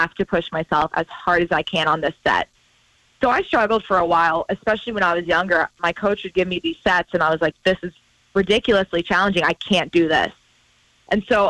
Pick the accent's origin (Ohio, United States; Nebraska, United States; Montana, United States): Montana, United States; Butte; grow up in Butte